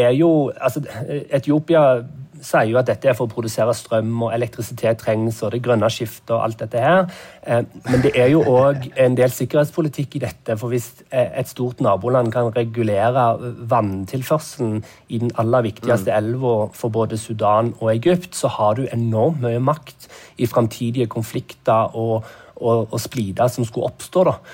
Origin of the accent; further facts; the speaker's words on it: Norway; moved away as an adult; now in Nairobi, Kenya; hjemme i Norge